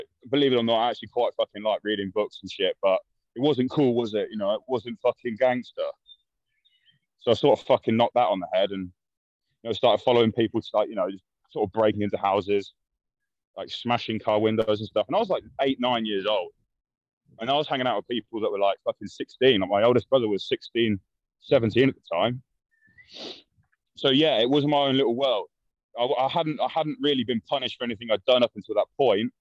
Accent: London, United Kingdom; I'm from South London, more specifically a place called Tulse Hill in Brixton

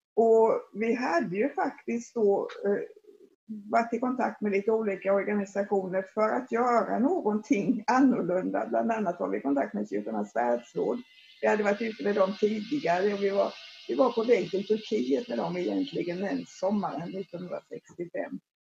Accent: Forserum, Jönköping County, Sweden; jag växte upp i Forsum som ligger strax utanför, utanför Jönköping

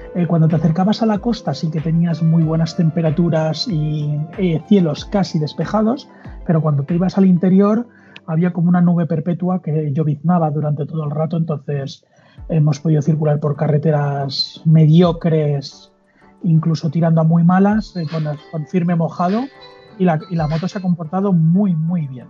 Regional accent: Mallorca, Balearic Islands, Spain; yo soy de Mallorca, un mallorquín

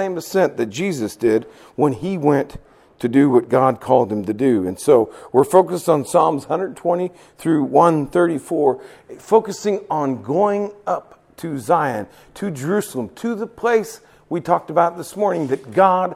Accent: Nepal; moved away; I'm from Nepal, the highest mountains in the world

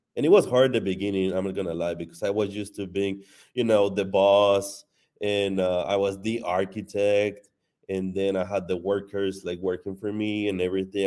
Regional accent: Mexico; moved away as an adult; now in United States; I wasn't born in Mexico, I was born here in the U S, but, um, I went to Mexico when I was, like, two years old, so I was raised in Mexico. I was in Mexico until twenty-three

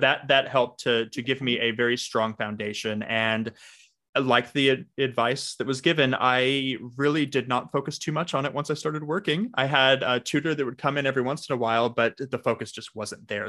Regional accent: Los Angeles, California, United States; now in Australia; I am calling in from Australia, but for those with a good ear, I do not have an accent because I'm originally from Los Angeles.

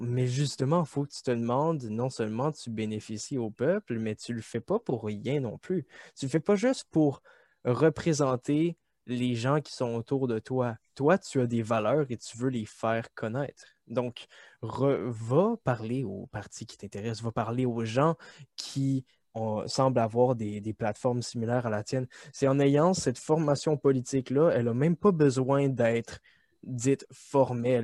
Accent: Quebec, Canada; nous épanouir en tant que Québécois

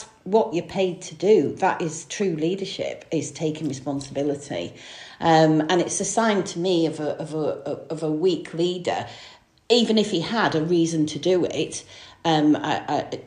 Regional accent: Stockport, North West England, United Kingdom; also born or lived in Manchester; I was born in Manchester, but grew up in Greater Manchester in the Stockport area

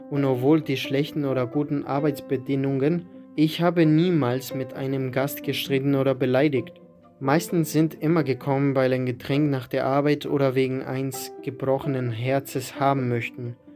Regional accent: Lüneburg, Lower Saxony, Germany; also born or lived in Wolfsburg; now in Hamburg, Germany; Ich bin Einzelkind, der in Wolfsburg geboren ist, aber in Lüneburg aufgewachsen. Meine Eltern wohnen noch in Lüneburg, mit der Idee nach Wolfsburg zurückzugehen.

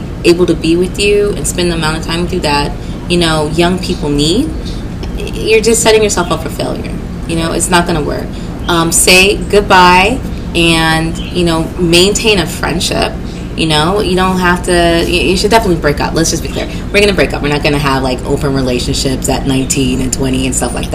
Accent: the South, United States; we are from the South

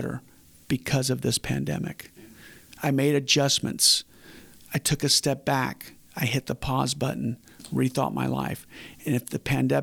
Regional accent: Winter Park, Florida, United States; I grew up in Winter Park, and in Winter Park, we were one of the poor families

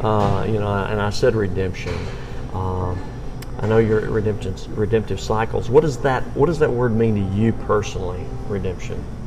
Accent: Birmingham, Alabama, United States; I'm from Birmingham

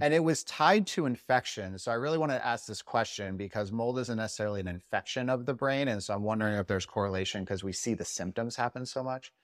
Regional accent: Las Vegas, Nevada, United States; I'm from Vegas

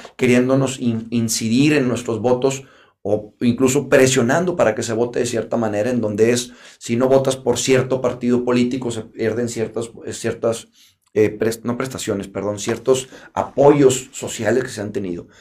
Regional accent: Mexico; como mexicanos

